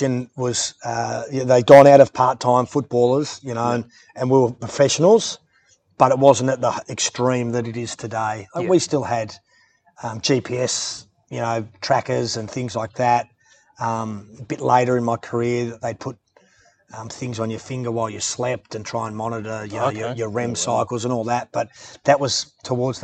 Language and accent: English; Melbourne, Victoria, Australia; also born or lived in Perth, Western Australia; I grew up in Hawthorn when we moved over from Perth.